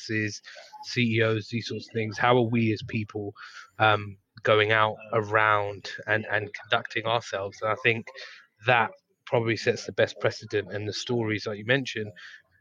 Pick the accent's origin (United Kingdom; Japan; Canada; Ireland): United Kingdom; being a British person and living in England